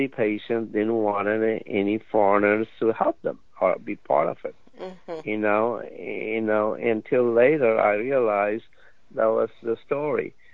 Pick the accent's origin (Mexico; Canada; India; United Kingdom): India; moved away as an adult; now in United States; I came all the way from India, 10,000 miles